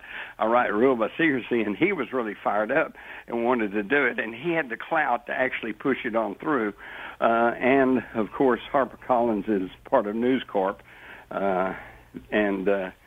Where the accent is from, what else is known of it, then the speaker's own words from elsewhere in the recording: Texas, United States; growing up in Texas